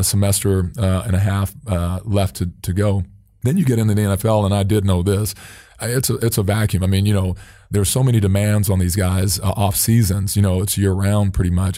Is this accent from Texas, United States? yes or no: no; Phoenix, Arizona, United States; moved away as an adult; also born or lived in Minneapolis; I'm originally from Phoenix